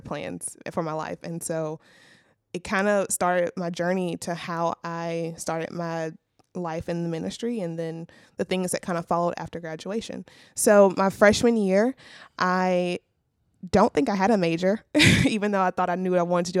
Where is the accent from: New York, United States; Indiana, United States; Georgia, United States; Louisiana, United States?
Louisiana, United States; Zachary; moved away as an adult; also born or lived in Alexandria, Louisiana; I'm from Zachary, Louisiana